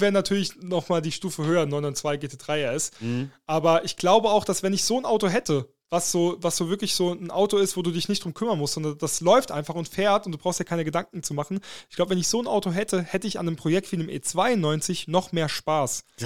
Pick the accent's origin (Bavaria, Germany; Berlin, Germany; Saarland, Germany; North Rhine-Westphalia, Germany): Saarland, Germany; moved away; also born or lived in Dortmund; für mich als Saarländer